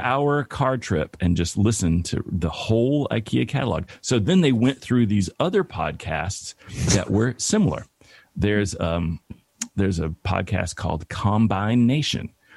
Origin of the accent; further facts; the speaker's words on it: Bristol, Tennessee, United States; moved away as an adult; also born or lived in Atlanta, Georgia; now in Los Angeles, United States; my hometown, Bristol, Tennessee